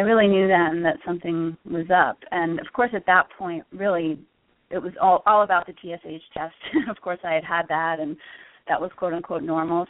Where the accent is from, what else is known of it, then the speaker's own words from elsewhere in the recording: Connecticut, United States; moved away as an adult; also born or lived in Mexico; now in Austin, United States; I'm originally from the Northeast. I grew up in Connecticut